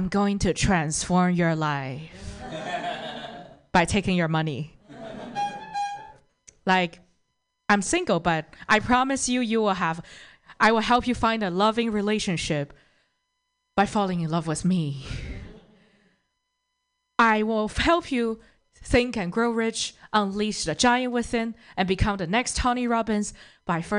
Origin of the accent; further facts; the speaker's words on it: Toronto, Ontario, Canada; I'm actually from Toronto